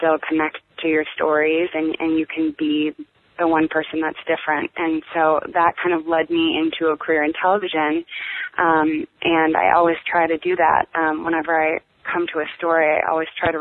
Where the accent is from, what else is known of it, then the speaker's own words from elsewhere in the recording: Green Bay, Wisconsin, United States; moved away as an adult; also born or lived in Chicago / New York / London; now in Los Angeles, United States; I am from Green Bay, Wisconsin, which is a small little town in the Midwest, and I grew up there